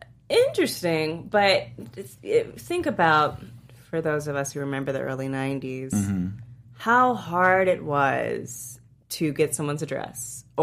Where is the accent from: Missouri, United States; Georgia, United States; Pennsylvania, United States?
Georgia, United States; Atlanta; moved away; The only reason I know so much about civil rights is because I grew up partly in Atlanta.